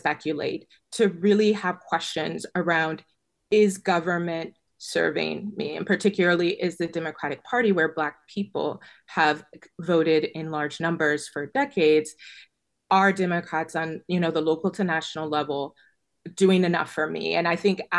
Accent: Chicago, Illinois, United States; I grew up in Illinois. My family's multi-generational, you know, Chicagoan since the 1900s

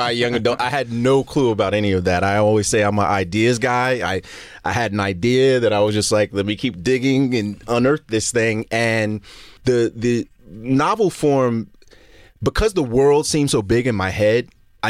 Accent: Brooklyn, New York, United States; I was an only child growing up in Brooklyn

